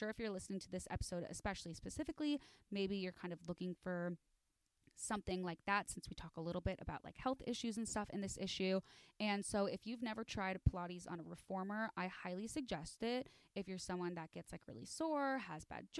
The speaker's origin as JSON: {"language": "English", "town": "Chicago", "region": "Illinois", "country": "United States", "said": "I'm from Chicago. And so I say aunt."}